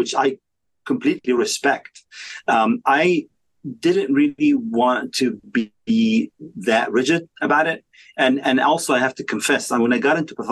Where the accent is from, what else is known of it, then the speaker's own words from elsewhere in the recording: Egypt; moved away as an adult; also born or lived in Washington, D.C.; now in United States; I grew up in Egypt